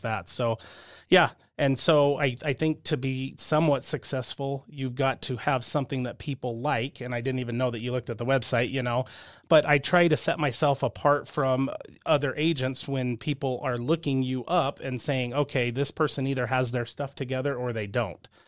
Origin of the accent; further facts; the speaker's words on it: southern Utah, United States; also born or lived in California; grew up in a small southern Utah town, and then moved up here, you know, for high school